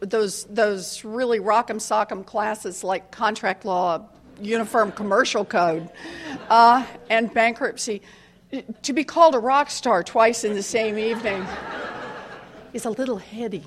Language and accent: English; Oklahoma, United States; moved away as an adult; also born or lived in Houston, Texas; I grew up, not in Maryland, I grew up out in Oklahoma.